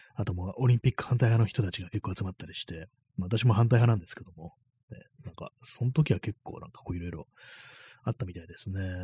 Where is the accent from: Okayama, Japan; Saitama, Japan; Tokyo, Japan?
Tokyo, Japan; 私東京の人間なんで